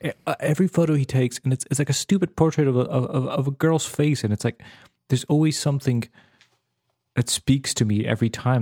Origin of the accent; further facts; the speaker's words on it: Serbia; moved away; I grew up in the Balkans